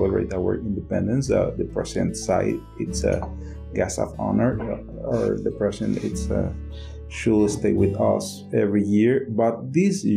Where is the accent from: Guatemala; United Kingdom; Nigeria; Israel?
Guatemala; moved away as an adult; now in Taiwan